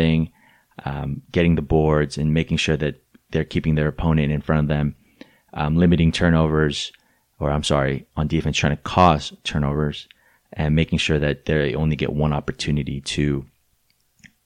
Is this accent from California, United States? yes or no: yes; Torrance, California, United States; my hometown, Torrance, California